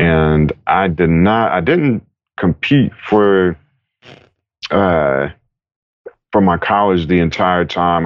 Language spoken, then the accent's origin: English; Raleigh, North Carolina, United States; now in California, United States; I grew up in Raleigh, North Carolina